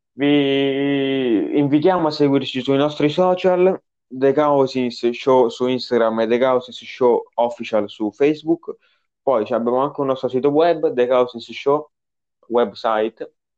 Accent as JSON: {"language": "Italian", "town": "Naples", "region": "Campania", "country": "Italy", "said": "io so di Napoli"}